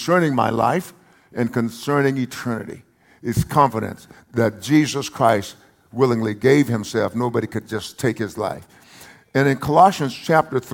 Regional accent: United States; I'm also identified as an American. Because this is the home of my birth, the land of my birth

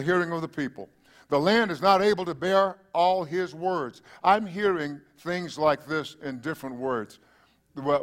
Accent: East Texas, United States; now in South Texas, United States; that would be East Texas.

